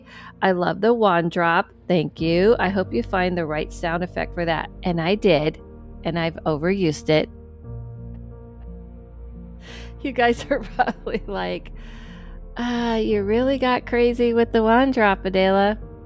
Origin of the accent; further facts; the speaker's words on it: Michigan, United States; I grew up in Michigan and spent summers in the lakes.